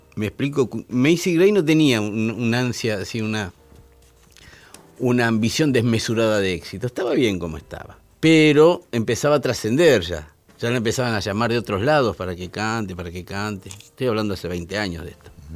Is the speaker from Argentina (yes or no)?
yes; Argentina; Donde yo nací, en, Malaber, estaba a seis manzanas de la Casa de Libertad Lamarque